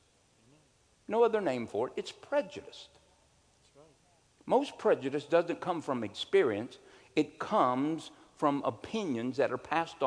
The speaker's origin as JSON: {"language": "English", "country": "United States", "said": "I'm an American"}